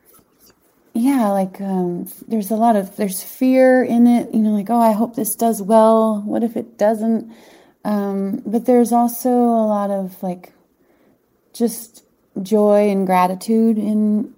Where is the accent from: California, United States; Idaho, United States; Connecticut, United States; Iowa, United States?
Idaho, United States; Boise; moved away as an adult; also born or lived in Berkshires, Massachusetts / Boston, Massachusetts; I grew up in Boise.